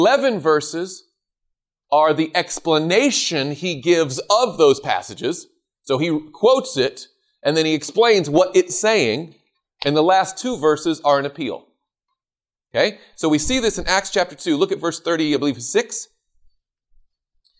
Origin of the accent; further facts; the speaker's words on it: the South, United States; I grew up in the South.